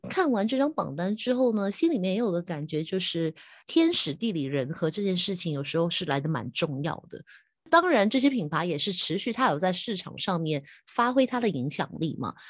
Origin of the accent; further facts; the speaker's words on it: Hong Kong; 我是香港的